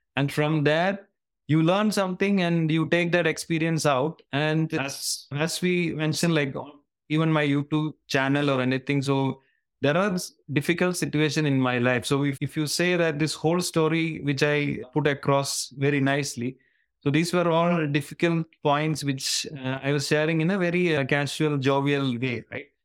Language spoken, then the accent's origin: English; Kerala, India; moved away as an adult; now in Singapore; I'm hailing from Kerala, southern part of India, and where I've spent most of my um, life